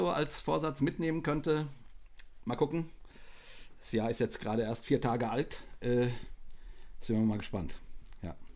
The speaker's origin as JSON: {"language": "German", "area": "Westerwald", "region": "Rhineland-Palatinate", "country": "Germany", "tie": "born or raised there", "also_born_or_lived": "Marburg", "moved": "as an adult", "lives_now": "Dachau, Germany", "said": "Ich bin tatsächlich im Westerwald groß geworden."}